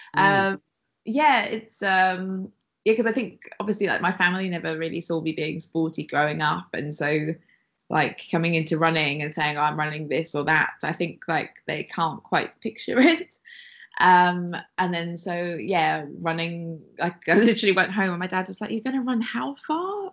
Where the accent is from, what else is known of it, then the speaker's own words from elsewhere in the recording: Wales, United Kingdom; moved away; I'm from Wales originally